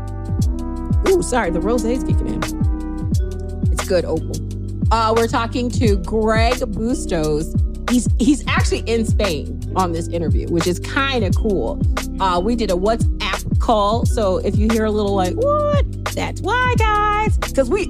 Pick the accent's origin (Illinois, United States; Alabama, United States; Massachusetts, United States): Illinois, United States; Chicago; moved away; we're not Canadian. We're just Chicagoans.